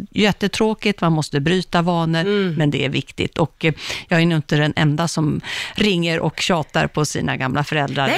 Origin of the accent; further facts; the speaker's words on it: Uppsala, Uppsala County, Sweden; moved away; jag kommer från Uppsala